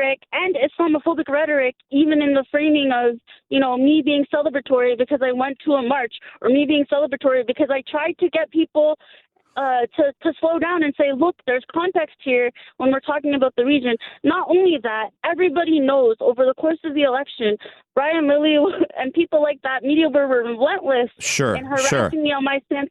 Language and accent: English; Hamilton, Ontario, Canada; I'm an organizer from Hamilton, Ontario.